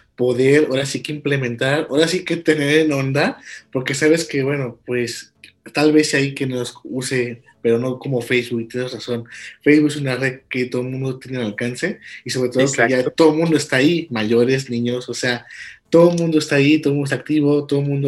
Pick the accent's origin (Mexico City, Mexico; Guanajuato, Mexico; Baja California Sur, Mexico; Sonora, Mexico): Guanajuato, Mexico; somos de Guanajuato Capital